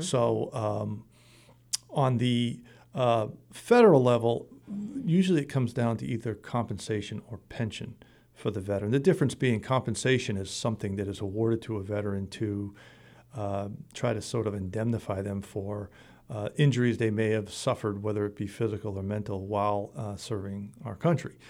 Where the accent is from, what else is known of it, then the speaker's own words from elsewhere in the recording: Middleborough, Massachusetts, United States; I joined, uh, the American Legion in my hometown of, uh, Middleborough